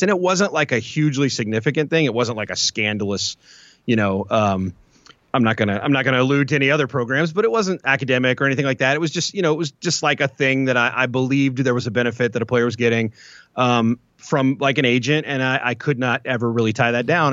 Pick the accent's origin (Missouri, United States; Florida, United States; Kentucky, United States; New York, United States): Kentucky, United States; Louisville; I'm, I'm from Louisville, the Louisville area